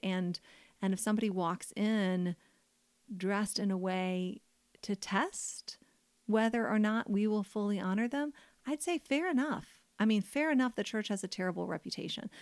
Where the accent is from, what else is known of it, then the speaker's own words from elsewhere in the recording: United States; I'm an American woman